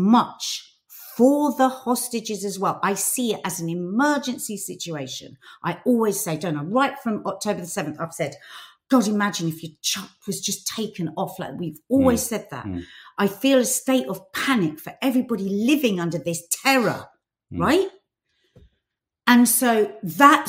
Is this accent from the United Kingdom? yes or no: yes; United Kingdom; as a British Arab